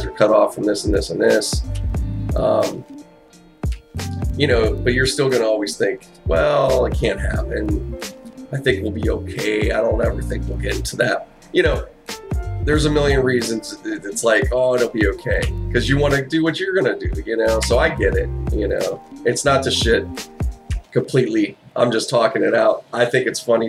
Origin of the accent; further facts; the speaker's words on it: Pittsburgh, Pennsylvania, United States; moved away; I grew up in Pittsburgh. I wasn't from there, you know, I wasn't born there, but I was there